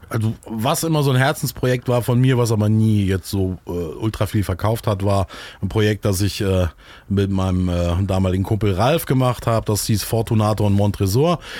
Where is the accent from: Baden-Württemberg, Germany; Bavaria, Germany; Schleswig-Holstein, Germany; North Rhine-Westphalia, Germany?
North Rhine-Westphalia, Germany; Solingen; born there; Ähm, ich komme eigentlich, ich bin geboren in Solingen in der wunderschönen verregneten Stadt und ähm, so in der Nähe von Köln und Düsseldorf.